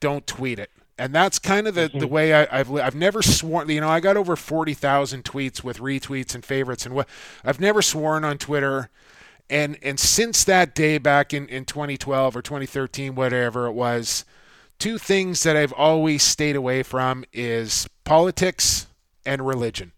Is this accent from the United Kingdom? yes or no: no; Canada; also born or lived in St. Paul, Minnesota; as a Canadian